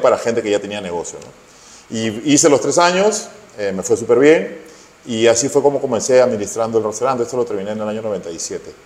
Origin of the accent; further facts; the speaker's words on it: Lima, Peru; also born or lived in Barranco, Lima; nacimos en un barrio en Santa Cruz, o un barrio además picante